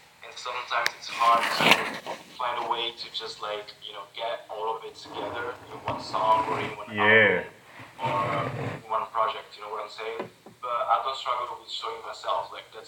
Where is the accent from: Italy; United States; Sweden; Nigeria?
Italy; Naples, Campania; moved away; I'm from Naples, you know, like south of Italy.